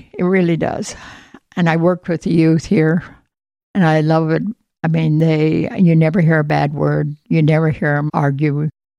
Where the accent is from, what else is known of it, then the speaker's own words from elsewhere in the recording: between Knoxville and Pella, Iowa, United States; In Knoxville, or in between Knoxville and Pella on a farm.